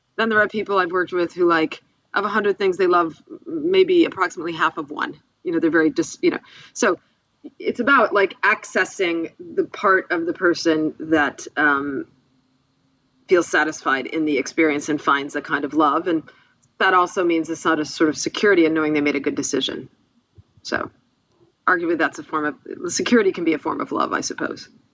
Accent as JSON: {"language": "English", "town": "Buffalo", "region": "New York", "country": "United States", "tie": "born or raised there", "said": "my hometown, Buffalo, New York"}